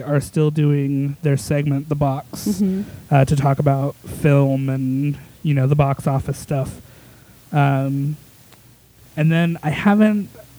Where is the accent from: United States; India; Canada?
United States; Colorado; born or raised there; moved away